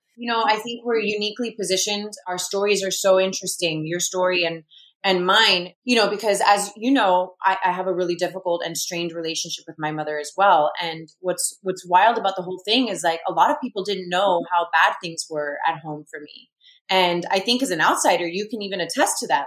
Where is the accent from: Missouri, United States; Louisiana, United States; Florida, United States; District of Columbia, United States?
Florida, United States; Miami; i'm in my hometown which brings a tremendous amount of comfort